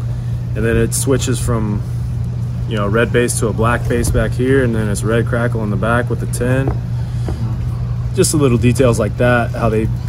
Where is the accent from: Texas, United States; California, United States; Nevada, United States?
Texas, United States; Irving; But also, yeah, we got Trevor Story, Irving, my hometown, 972 area code